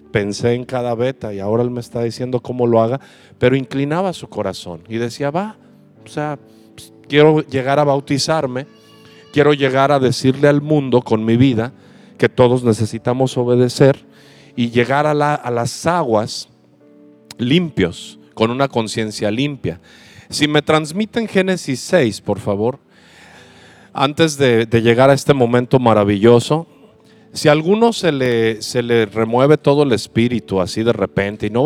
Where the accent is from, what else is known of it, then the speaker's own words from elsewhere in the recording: Mexico City, Mexico; Y le dije, sí, sí, soy chilango.